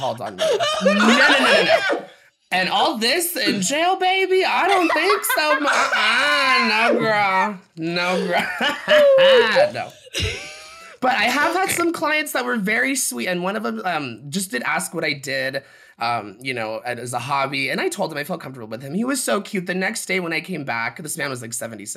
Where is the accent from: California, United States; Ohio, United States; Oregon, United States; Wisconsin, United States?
California, United States; South Lake Tahoe; my hometown that I was born in, South Lake Tahoe.